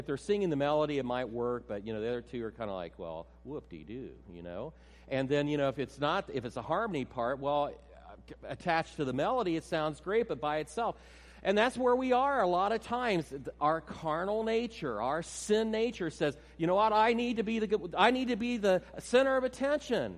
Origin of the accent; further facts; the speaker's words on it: near Cedarville, Ohio, United States; moved away; That's actually near my hometown, our hometown, my wife and I.